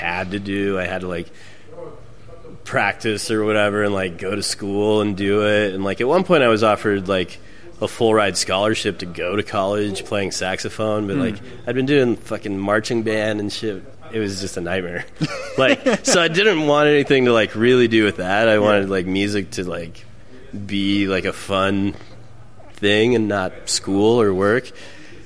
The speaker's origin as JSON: {"language": "English", "region": "Wyoming", "country": "United States", "tie": "born or raised there", "moved": "as an adult", "lives_now": "Texas, United States", "said": "I live in Texas now. I grew up in Wyoming"}